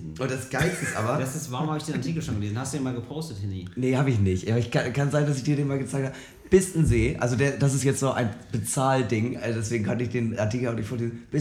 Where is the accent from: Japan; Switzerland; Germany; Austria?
Germany; the Eckernförde area, Schleswig-Holstein; ich komme ja aus der Ecke Eckernförde, das wissen ja mittlerweile hoffentlich ein paar Leute.